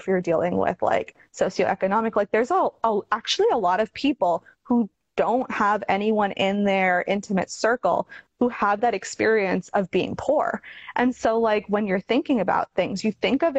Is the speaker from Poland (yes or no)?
no; Toronto, Ontario, Canada; also born or lived in Chattanooga, Tennessee / Houston; now in Oregon, United States; growing up in Toronto, which is like extremely multicultural